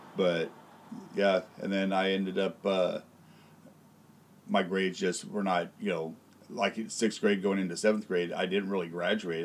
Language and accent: English; Tulare County, California, United States; I was born here in Tulare County